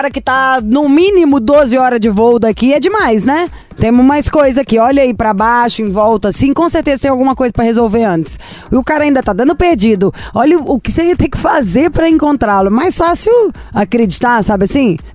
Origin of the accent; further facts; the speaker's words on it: Salvador, Bahia, Brazil; Eu sou de Salvador, Bahia. No momento eu estou na praia.